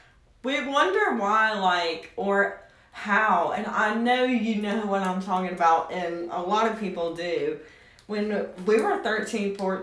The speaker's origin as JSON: {"language": "English", "region": "Tennessee", "country": "United States", "accent": "drawl"}